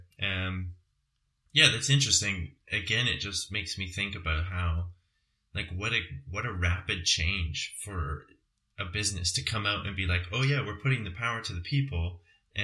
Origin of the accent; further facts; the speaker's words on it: Calgary, Alberta, Canada; moved away; my hometown of Calgary